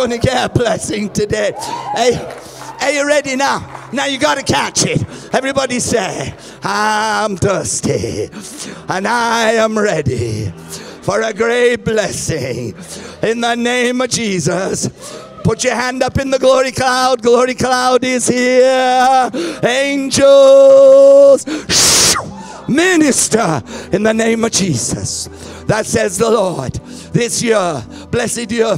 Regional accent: United Kingdom; moved away as an adult; also born or lived in New Zealand; now in India; I'm British actually from birth, but I travel on an Indian passport.

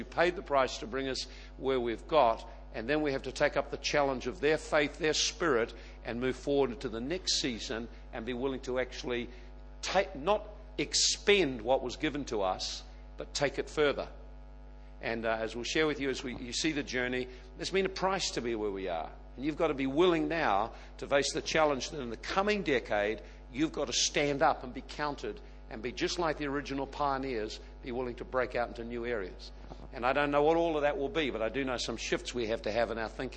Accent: the Bay Area, California, United States; I was born in the Bay, have grown up in the Bay, had a season out of the Bay

